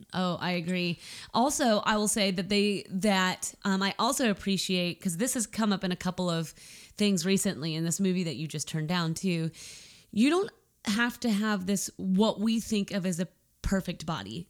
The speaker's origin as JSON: {"language": "English", "country": "United States", "said": "I'm an American."}